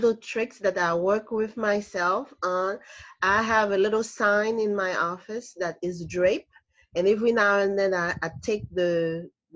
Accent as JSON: {"language": "English", "country": "Haiti", "moved": "as an adult", "said": "I am from Haiti, and I immigrated here about 40 years ago. And I went to school here, I mean, to college here."}